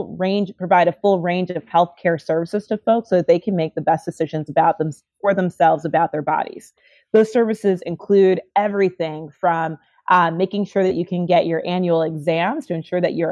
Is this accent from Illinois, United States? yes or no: yes; Chicago, Illinois, United States; I grew up in Chicago, Illinois